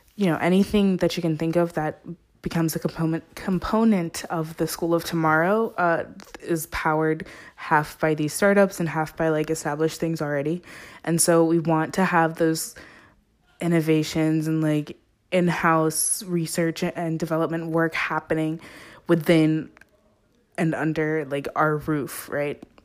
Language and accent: English; Zimbabwe; moved away; I'm originally from Zimbabwe, which is on top of South Africa